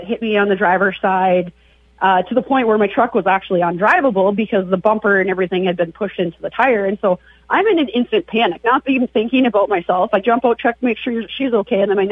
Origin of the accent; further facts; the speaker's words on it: Devils Lake, North Dakota, United States; moved away; I grew up there